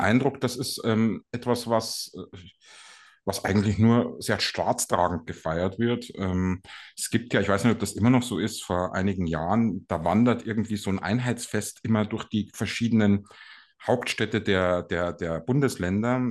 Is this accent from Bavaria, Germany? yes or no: yes; Ingolstadt, Bavaria, Germany; in Ingolstadt, wo ich herkomme